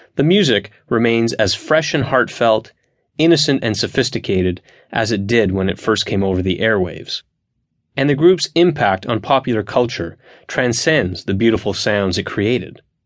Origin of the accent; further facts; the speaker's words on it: Montreal, Quebec, Canada; in my hometown of Montreal